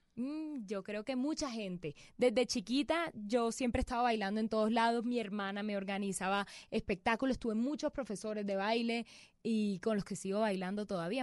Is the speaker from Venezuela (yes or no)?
no; Barranquilla, Atlántico, Colombia; also born or lived in Bogotá